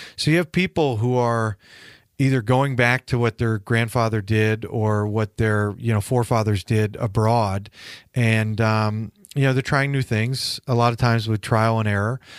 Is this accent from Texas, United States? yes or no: no; Connecticut, United States; moved away as an adult; also born or lived in Nantucket; now in California, United States; Growing up in the Northeast, everybody asks, "Yeah, how do you go from Connecticut to California?"